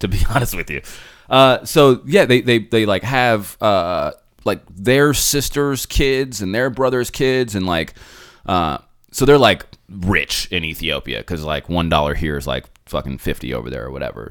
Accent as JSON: {"language": "English", "town": "Phoenix", "region": "Arizona", "country": "United States", "tie": "born or raised there", "first_language": "English", "said": "I was born in Phoenix"}